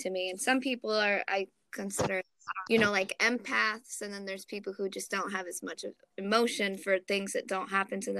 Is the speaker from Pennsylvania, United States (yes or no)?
yes; Philadelphia, Pennsylvania, United States; now in Poughkeepsie, United States; I'm originally from Philadelphia. I'm currently located in upstate New York